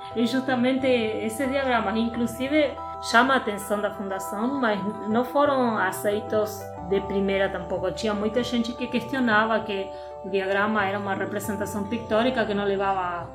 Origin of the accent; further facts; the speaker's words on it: Argentina; Portuguese is a second language; moved away as an adult; also born or lived in Paraíba, Brazil; now in Brazil; eu sou argentina disfarçada brasileira